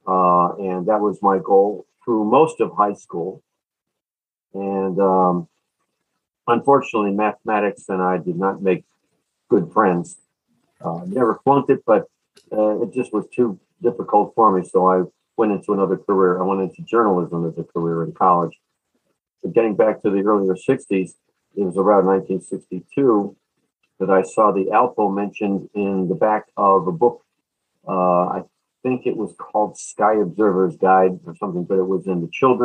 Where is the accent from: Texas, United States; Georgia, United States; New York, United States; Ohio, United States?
Ohio, United States; Cleveland; I am from Cleveland, Ohio